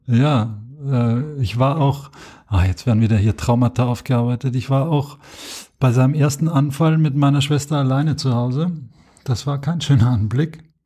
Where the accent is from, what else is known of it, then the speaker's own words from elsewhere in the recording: Austria; moved away as an adult; now in Germany; ich bin Österreicher, bin es nach wie vor.